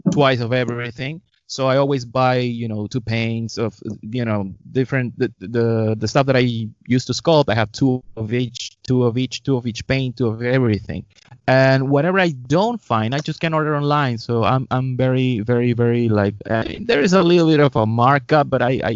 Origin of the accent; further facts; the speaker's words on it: Lima, Peru; I was born in Peru, in Lima. And in 1979